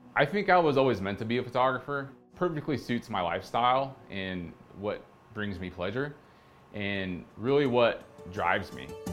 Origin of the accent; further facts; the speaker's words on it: outside Portland, Oregon, United States; moved away as an adult; now in Providence, United States; I'm originally from the West Coast, grew up a little bit outside of Portland, Oregon, and in 2006, I loaded up my Subaru and rolled into Rhode Island